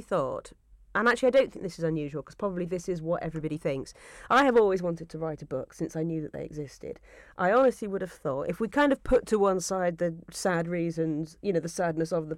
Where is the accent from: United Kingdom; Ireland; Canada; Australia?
United Kingdom; Yorkshire and the Humber; I grew up in Yorkshire